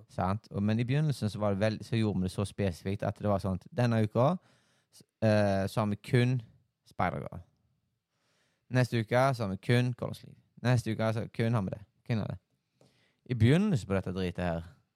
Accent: Haugesund, Rogaland, Norway; Jeg er jo her fra Haugesund

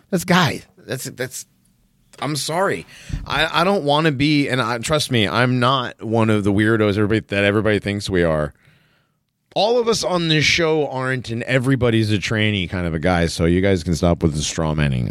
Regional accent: East Hartford, Connecticut, United States; I grew up in Connecticut

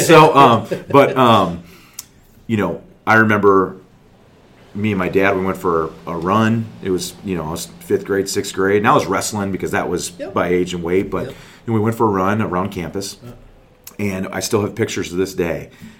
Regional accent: Cincinnati, Ohio, United States; born there; So I was born in Cincinnati. All my family's lives in Cincinnati.

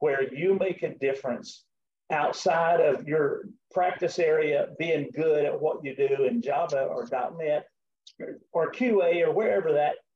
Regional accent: the South, Southern United States, United States; accent: Southern; my Southern accent

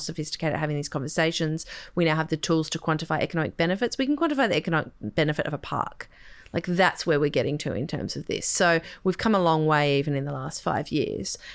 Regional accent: Sydney, New South Wales, Australia; I grew up on the North Shore

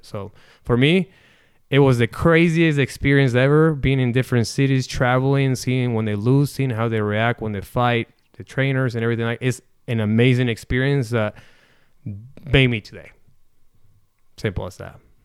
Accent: Necochea, Buenos Aires Province, Argentina; now in Omaha, United States; I am from Necochea, um, born and raised. I came here, um, in nineteen ninety-nine

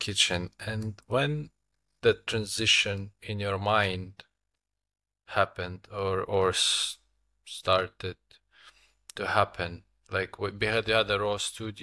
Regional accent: Lithuania; I am from Lithuania, my wife as well

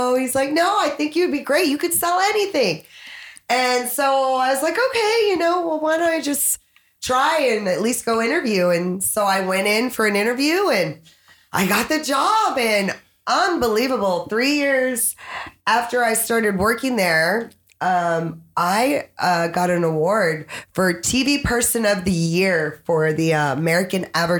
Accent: Frankfurt, Hesse, Germany; born there; I was born in Frankfurt, Germany at the army base.

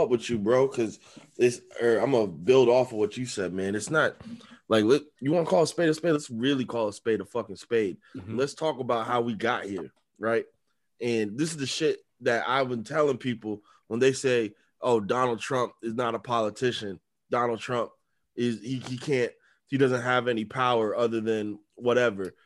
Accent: United States; we're from America

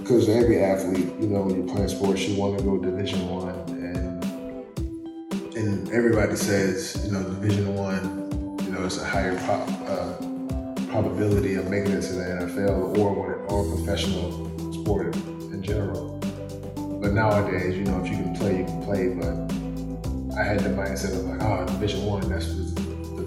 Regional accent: the South, United States; I'm from the South, the country

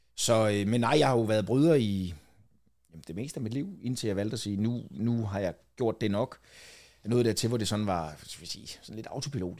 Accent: Falster, Zealand, Denmark; jeg er f-, født og opvokset på Falster

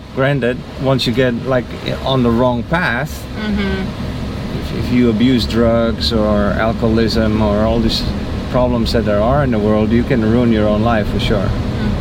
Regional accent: Netherlands; moved away as an adult; also born or lived in Mexico; now in Florida, United States; I'm from the Netherlands.

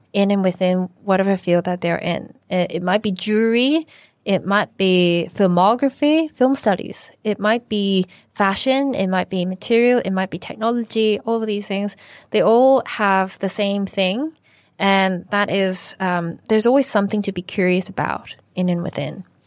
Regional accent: Canada; now in Hong Kong; I was born in Canada, but my mum is from Shanghai

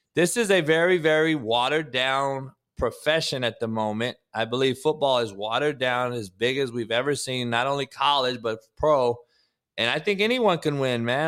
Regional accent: Compton, California, United States; I grew up in Compton

